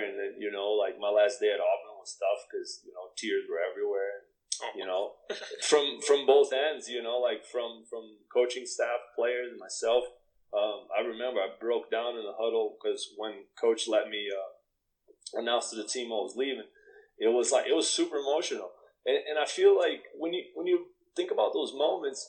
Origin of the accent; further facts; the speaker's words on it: Brazil; moved away as an adult; also born or lived in Canada; now in United States; we're both from Brazil